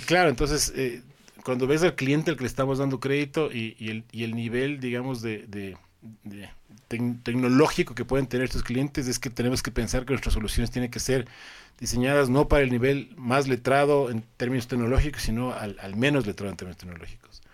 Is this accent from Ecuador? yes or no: yes; Ecuador; moved away as an adult; also born or lived in Colombia; soy ecuatoriano